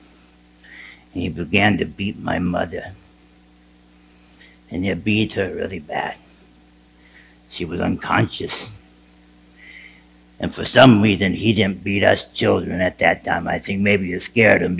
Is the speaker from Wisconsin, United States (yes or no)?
no; Charlotte, North Carolina, United States; I was born in Charlotte, North Carolina